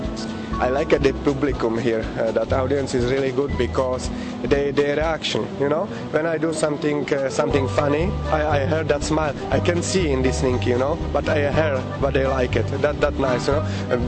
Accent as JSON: {"language": "English", "region": "Prague", "country": "Czechia", "second_language": "English", "said": "I'm from Czech Republic, from Prague"}